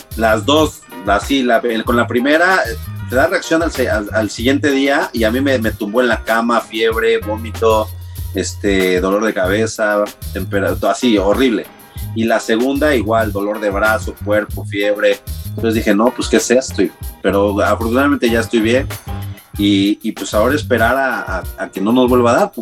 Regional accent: Mexico City, Mexico; moved away as an adult; now in United States; vengo de la Ciudad de México, donde la cábula está todo lo

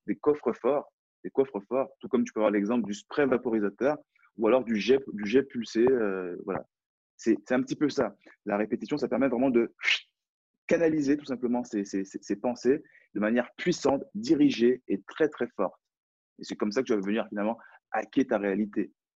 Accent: France; accent: French accent; J'ai un, French accent, donc j'ai un accent français

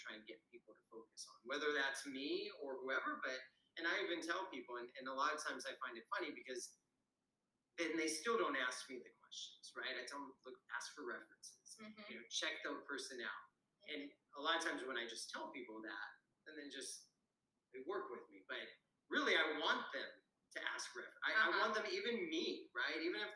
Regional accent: Washington, United States; moved away as an adult; now in Costa Rica; I'm originally from Washington State

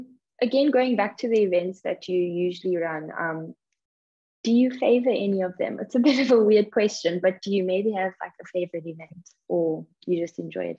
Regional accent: South Africa; now in Ireland; I'm from South Africa originally, and even moving to Ireland

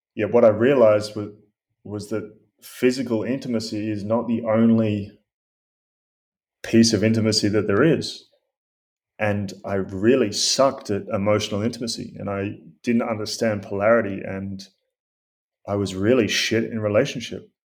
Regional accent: Australia; I grew up in Australia

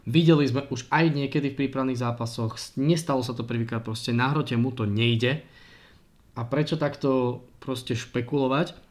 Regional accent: Prešov, Prešov Region, Slovakia; som z Prešova a v Prešove hral

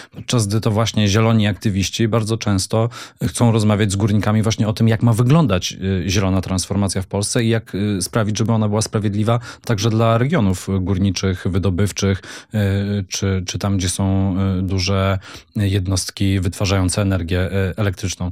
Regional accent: Silesian Voivodeship, Poland; jestem Ślązakiem

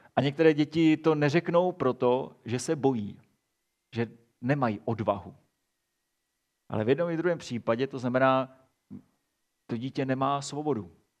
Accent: Czechia; my jako Češi jsme velmi emocionální národ.

